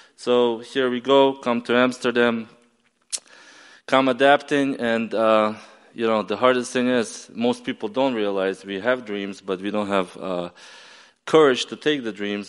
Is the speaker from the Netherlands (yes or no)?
no; Ukraine; also born or lived in upstate New York, United States / Maryland, United States; now in United States; I flew back to Ukraine. I explained my grandfather why I didn't show up for 10 years